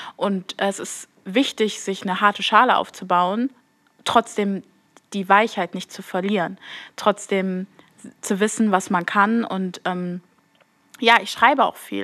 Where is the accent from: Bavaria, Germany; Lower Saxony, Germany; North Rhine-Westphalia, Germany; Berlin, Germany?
North Rhine-Westphalia, Germany; Duisburg; ich bin 21 Jahre und ich komme aus Duisburg